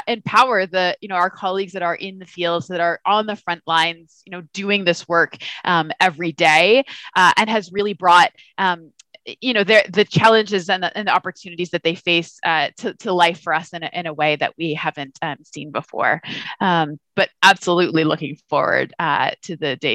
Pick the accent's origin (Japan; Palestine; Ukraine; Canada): Canada; I'm from Canada